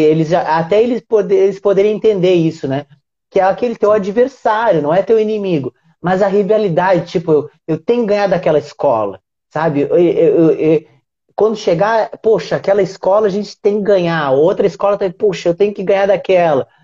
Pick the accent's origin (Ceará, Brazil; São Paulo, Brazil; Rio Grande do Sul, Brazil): Rio Grande do Sul, Brazil; Uruguaiana; now in Rio de Janeiro, Brazil; Eu sou do interior do Rio Grande do Sul. Uruguaiana, que é uma cidade grudadinha na Argentina